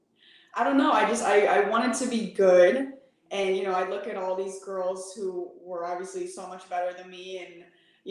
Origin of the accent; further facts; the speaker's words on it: Midwest, United States; also born or lived in Michigan, United States / St. Louis, Missouri, United States / Illinois, United States; now in San Antonio, United States; The Midwest. I was born in Michigan. I lived in St. Louis for about 10 years and then Illinois for 2 years